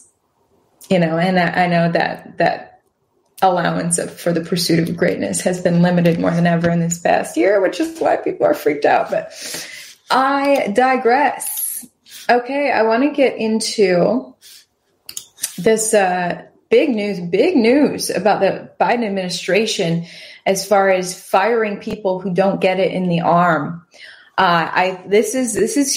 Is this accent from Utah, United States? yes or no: no; Wisconsin, United States; now in Houston, United States; the tiny town that I grew up in Wisconsin